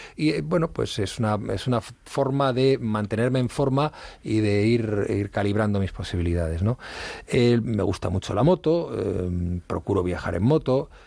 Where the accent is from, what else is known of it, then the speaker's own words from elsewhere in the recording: Madrid, Community of Madrid, Spain; also born or lived in Asturias; yo, eh, nací en Madrid, he vivido prácticamente toda mi infancia en Madrid